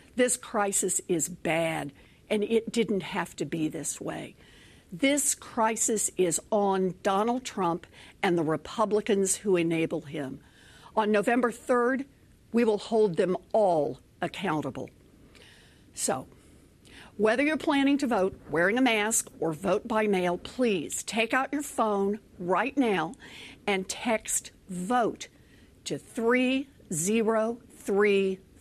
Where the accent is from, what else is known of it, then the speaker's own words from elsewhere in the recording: Oklahoma, United States; moved away; also born or lived in Texas; As a little girl growing up in Oklahoma